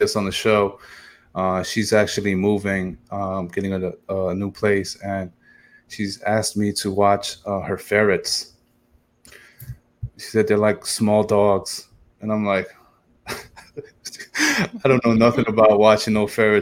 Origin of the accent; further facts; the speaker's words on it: New York, United States; I'm a New Yorker